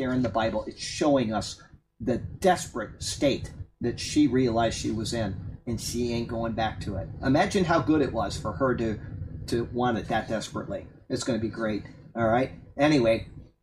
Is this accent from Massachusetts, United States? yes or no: yes; Massachusetts, United States; moved away; One of my closest friends that I grew up with up in Massachusetts